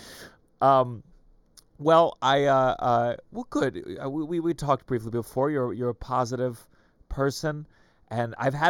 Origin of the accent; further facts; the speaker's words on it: Potomac, Maryland, United States; Potomac, Maryland, near okay. Bethesda.